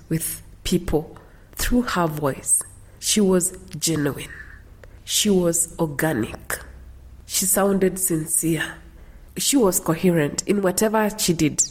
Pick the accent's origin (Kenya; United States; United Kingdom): Kenya; Cherangany Hills, Elgeyo-Marakwet County; moved away; growing up in Elgeyo Marakwet in the Cherangany Hills